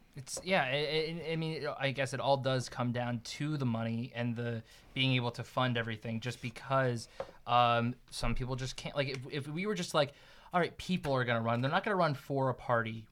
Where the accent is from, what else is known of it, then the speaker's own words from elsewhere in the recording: New Jersey, United States; moved away; I'm from New Jersey.